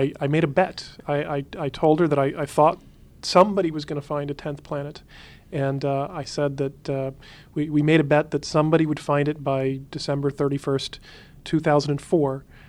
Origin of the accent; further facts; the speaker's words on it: Huntsville, Alabama, United States; I grew up in Huntsville, Alabama, which is where they were building the Saturn V rockets to go to the moon at the time.